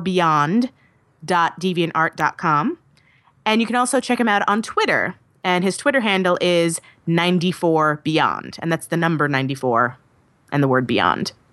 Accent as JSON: {"language": "English", "town": "New York City", "region": "New York", "country": "United States", "tie": "born or raised there", "said": "New York is my hometown"}